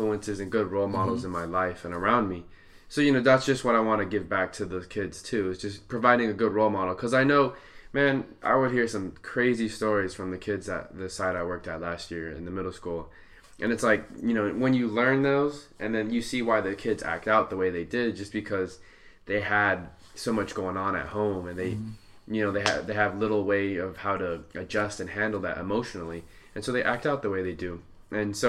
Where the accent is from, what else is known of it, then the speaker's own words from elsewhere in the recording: Santa Ana, California, United States; I grew up in Santa Ana, which is neighboring to Garden Grove